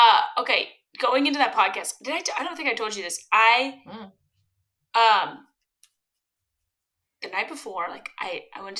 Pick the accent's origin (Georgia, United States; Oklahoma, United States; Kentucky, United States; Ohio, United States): Kentucky, United States; Louisville; Growing up in Louisville, Kentucky, mind you, Louisville, Kentucky is the largest small town in the world